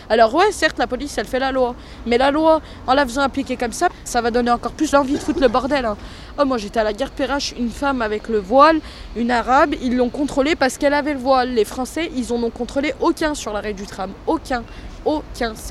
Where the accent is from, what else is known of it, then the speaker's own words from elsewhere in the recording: Vénissieux, Auvergne-Rhône-Alpes, France; J'ai 17 ans et je suis de Vénissieux.